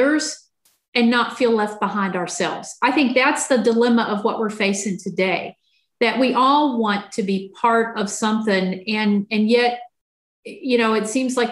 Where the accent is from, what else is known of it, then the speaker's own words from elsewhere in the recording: Southwest Virginia, United States; now in San Diego, United States; I grew up in Southwest Virginia in a rural community, pretty conservative part of the state of Virginia